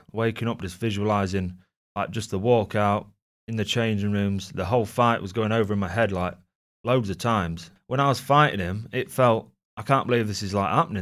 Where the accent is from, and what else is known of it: Gainsborough, East Midlands, United Kingdom; born or raised there